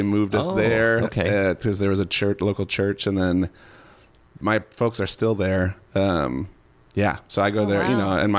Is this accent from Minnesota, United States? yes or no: yes; Hopkins, Minnesota, United States; I'm a Minnesotan, born and raised. I grew up in Hopkins, which is a little western suburb.